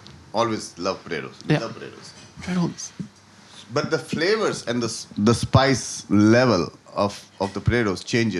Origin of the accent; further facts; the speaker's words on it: North India, India; now in Dublin, Ireland; I come from North. I have a vast knowledge of North Indian food, what we do, what we eat. I come from a Punjabi family.